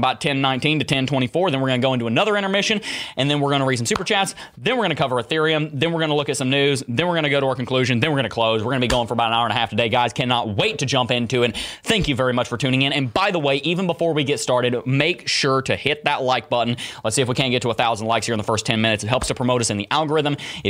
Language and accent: English; Alabama, United States; now in Gainesville, United States; I hail from Alabama